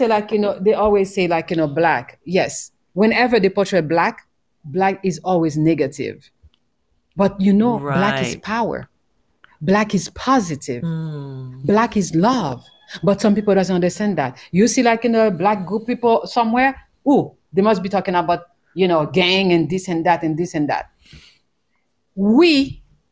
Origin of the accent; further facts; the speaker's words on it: Haiti; now in Bali, Indonesia; I am from Haiti